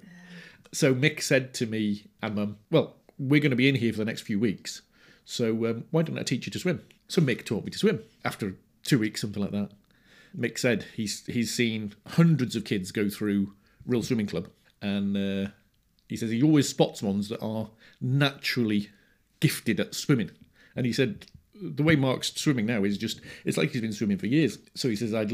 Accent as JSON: {"language": "English", "town": "Rhyl", "region": "Wales", "country": "United Kingdom", "tie": "born or raised there", "said": "I was born in Rhyl, in North Wales."}